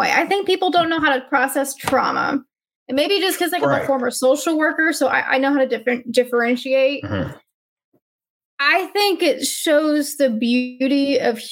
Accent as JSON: {"language": "English", "region": "Alabama", "country": "United States", "tie": "born or raised there", "said": "I got educated in the state of Alabama"}